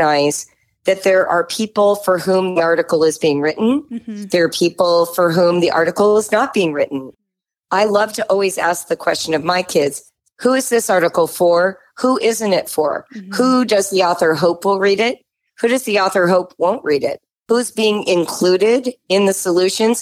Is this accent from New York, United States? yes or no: no; Southern California, United States; I was growing up in Southern California in the 1960s and 70s.